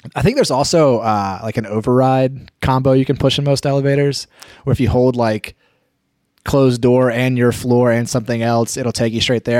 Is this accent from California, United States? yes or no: no; near Asheville, North Carolina, United States; between my hometown and Asheville, North Carolina